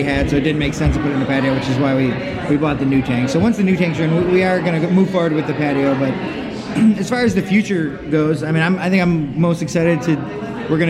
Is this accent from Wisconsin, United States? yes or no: yes; Wisconsin, United States; moved away as an adult; now in Biloxi, United States; I'm from Wisconsin